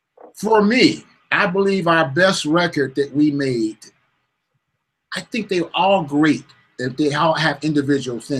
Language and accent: English; Detroit, Michigan, United States; now in Los Angeles, United States; I'm from Detroit, Michigan. I come from a musical family